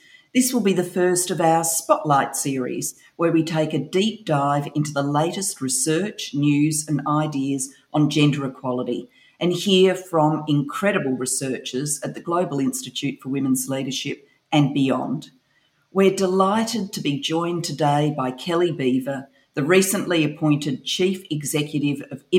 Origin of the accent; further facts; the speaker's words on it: Australia; now in United Kingdom; given I'm an Aussie